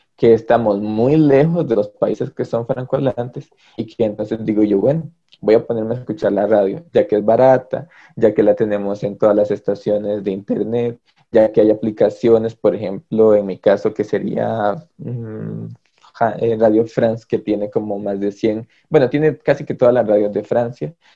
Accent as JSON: {"language": "Spanish", "town": "Los Chiles", "region": "Alajuela", "country": "Costa Rica", "tie": "born or raised there", "moved": "as an adult", "lives_now": "San Pedro de Montes de Oca, Costa Rica", "said": "yo tengo 12 años de vivir aquí en San Pedro de Montes de Oca. Yo este, vengo de la frontera norte, yo soy de los Chiles."}